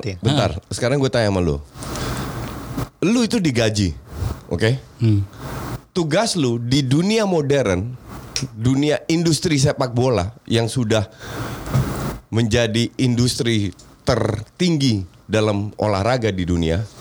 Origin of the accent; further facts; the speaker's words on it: Netherlands; Apalagi gue yang besar di Belanda.